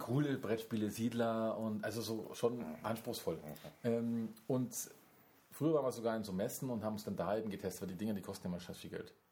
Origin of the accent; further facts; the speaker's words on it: Bavaria, Germany; als Bayer